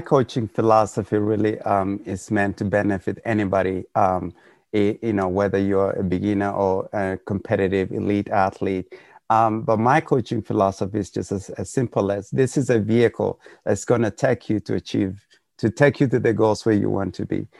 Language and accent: English; Kenya; moved away; we're all from Kenya